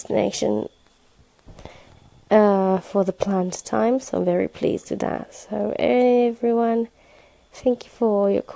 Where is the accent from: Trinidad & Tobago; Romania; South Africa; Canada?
Romania; Roman; born or raised there; now in United Kingdom